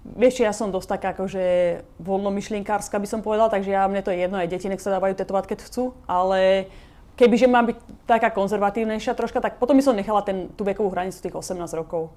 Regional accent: Slovakia; moved away as an adult; now in Los Angeles, United States; som odišla zo Slovenska, opustila som svoju rodinu, vzdala som sa svojich kamarátov a odišla som úplne do neznáma

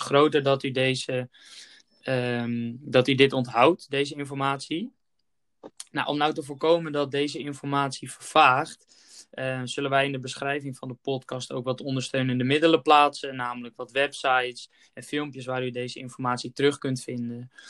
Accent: Netherlands; als Nederlanders

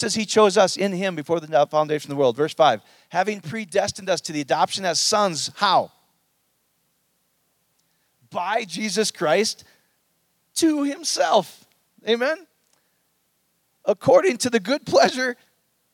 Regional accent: Iowa, United States; I grew up in Iowa.

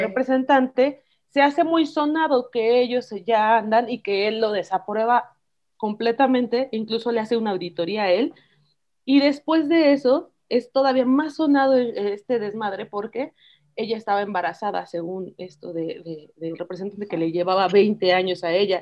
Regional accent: Mexico; nosotros mismos como mexicanos

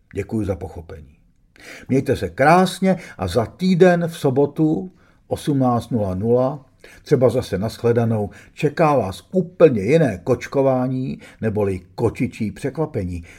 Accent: Prague, Czechia; Když mi bylo 16, byl jsem dost starý na to, abych chápal, co ruský tank před naším domem znamená, ale ne natolik starý, aby mi matka dovolila jít na Václavák

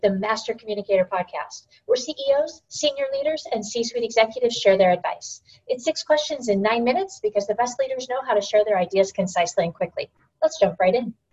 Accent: Ukraine; I'm from Ukraine.

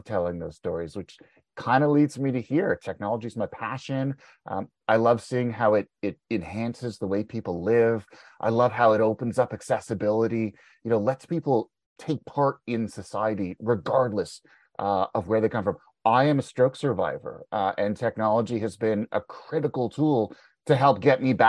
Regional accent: Montreal, Quebec, Canada; moved away as an adult; now in Ontario, Canada; I was born and raised in Montreal. But I live in Ontario now. I've been here for about 25 years.

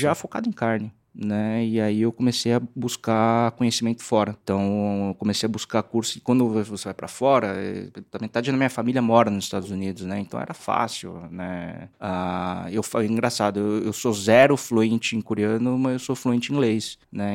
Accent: São Paulo, Brazil; also born or lived in Santo André; eu sou nascido em Santo André, né? Mas uh, a gente foi mudou para aclimação quando eu tinha sete anos

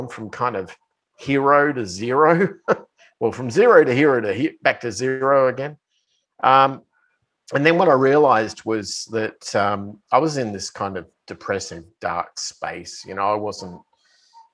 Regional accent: Australia; moved away as an adult; now in United States; I bought a house back in my hometown. I tried to reacclimatize myself with my friends and, you know, people I grew up

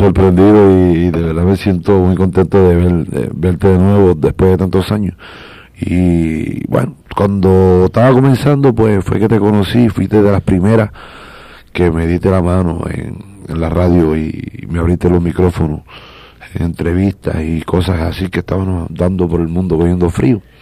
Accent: Humacao, Puerto Rico; vengo de, un barrio llamado Barrio Mariana 2, de La Teja, y ahí me crié con mis padres, que son campesinos

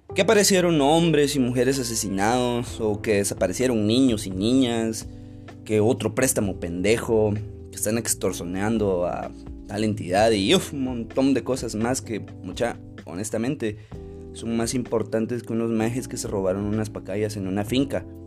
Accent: Guatemala; como guatemaltecos

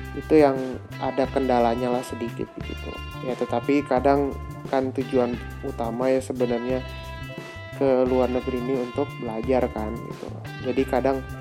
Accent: Indonesia; moved away as an adult; now in Germany; pulang ke Indo

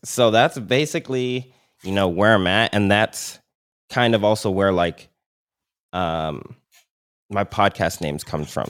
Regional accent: Milton, Ontario, Canada; I grew up in Milton

